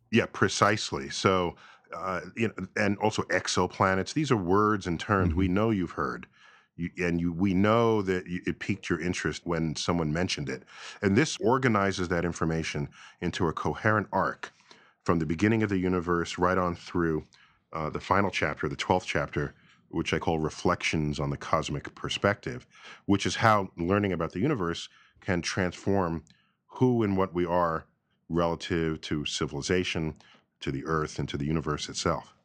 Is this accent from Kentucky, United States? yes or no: no; New York City, New York, United States; growing up in New York City